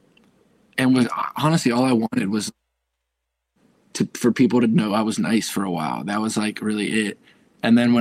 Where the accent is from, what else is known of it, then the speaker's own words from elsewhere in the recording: Fairfax County, Northern Virginia, United States; moved away as an adult; also born or lived in Dallas, Texas / Cincinnati, Ohio; now in Los Angeles, United States; I grew up in Fairfax County, which is like, it's like 30 minutes south of DC